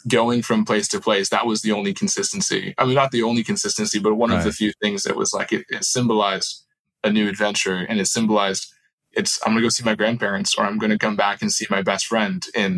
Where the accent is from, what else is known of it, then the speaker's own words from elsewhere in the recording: Istanbul, Turkey; also born or lived in Wrightwood, United States; now in United States; I was born in the Sierra Mountains above Orange County, so Wrightwood, overlooking Mojave, Palmdale area, and moved to Istanbul, Turkey when I was two. I remember climbing over my parents' lap when I was 2.5 and seeing the sunset over Istanbul for the first time.